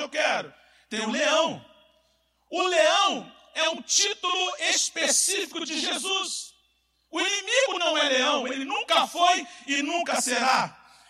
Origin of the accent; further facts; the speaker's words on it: Brazil; Eu estou falando como brasileiro que sou e amo